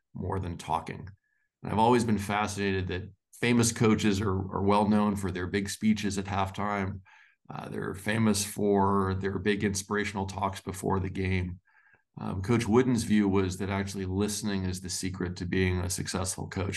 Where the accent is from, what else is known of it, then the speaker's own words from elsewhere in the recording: Los Angeles, California, United States; I grew up in Los Angeles